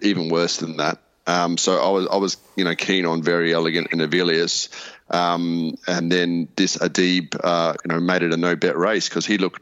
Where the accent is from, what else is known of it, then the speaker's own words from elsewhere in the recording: Melbourne, Victoria, Australia; moved away; I'm from Melbourne originally